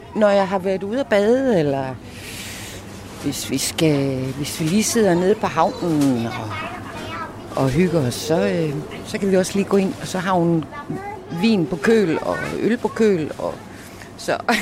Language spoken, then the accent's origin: Danish; Skanderborg, Central Denmark Region, Denmark; moved away as an adult; now in Samsø, Denmark; nu kommer jeg fra Skanderborg. Øh, og det var også en lille by, da jeg var ung